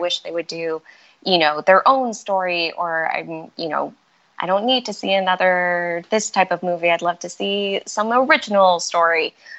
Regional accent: Malaysia; born there; And we were living in Malaysia. And when I was real young, I was born in Malaysia.

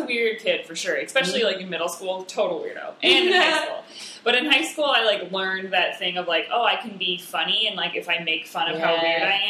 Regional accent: Rapid City, South Dakota, United States; moved away as an adult; also born or lived in Ortonville, Minnesota; now in Chicago, United States; I'm from Rapid City, which is, like, the second biggest city in the state. There's, like, 60,000 people

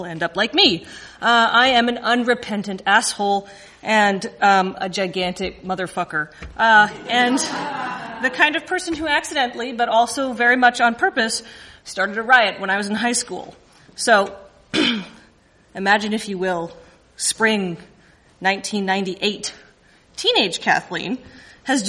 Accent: Canada; being Canadian

